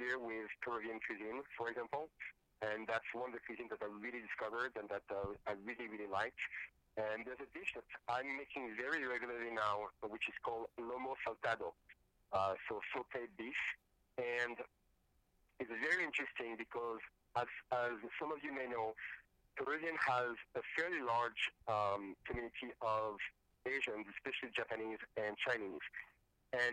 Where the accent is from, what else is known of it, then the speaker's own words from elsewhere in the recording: Paris, Île-de-France, France; English is a second language; moved away as an adult; now in United States; I'm French, I was born in Paris, but my parents are from North Africa. And I was actually raised on my mother's side of the family, who is from Tunisia.